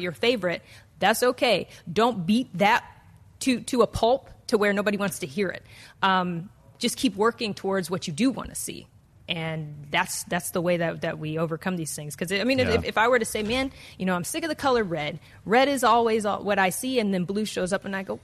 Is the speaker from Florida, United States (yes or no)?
no; Detroit, Michigan, United States; I'm from Detroit.